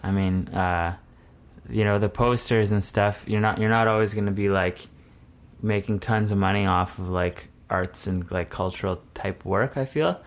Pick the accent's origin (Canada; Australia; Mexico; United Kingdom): Canada; Altona, Manitoba; I grew up in Altona, which is about an hour south of Winnipeg.